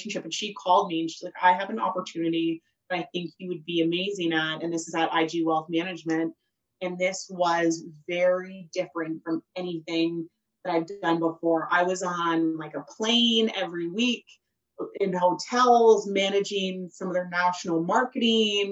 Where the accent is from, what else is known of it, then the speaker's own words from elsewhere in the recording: Rockwood, Ontario, Canada; also born or lived in Guelph; I grew up in Rockwood, and I had to get busted into high school here. So this very much is my old stomping grounds